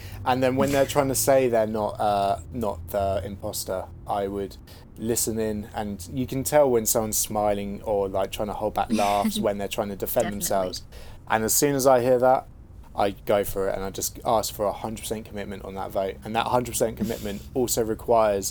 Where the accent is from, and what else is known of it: United Kingdom; accent: British